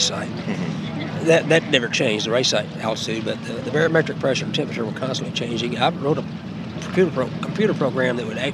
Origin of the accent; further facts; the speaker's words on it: Houston, Texas, United States; Even in Houston, I'm from Houston, and there's none of these boats in Houston.